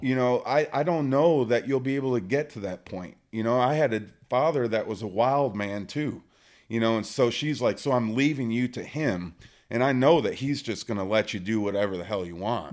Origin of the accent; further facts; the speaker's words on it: Michigan, United States; moved away as an adult; also born or lived in Kansas; I grew up in Michigan